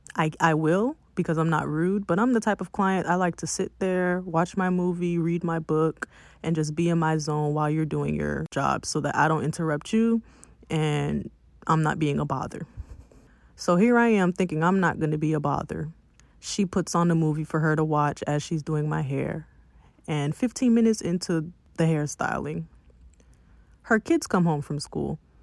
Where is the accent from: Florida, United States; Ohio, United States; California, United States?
Florida, United States; Miami; I'm from Miami, not Broward